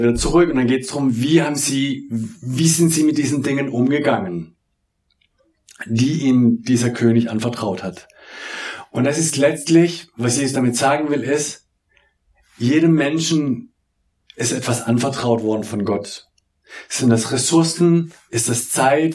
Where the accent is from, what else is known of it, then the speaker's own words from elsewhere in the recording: Southern Germany, Germany; ich komme ja aus dem Süddeutschen.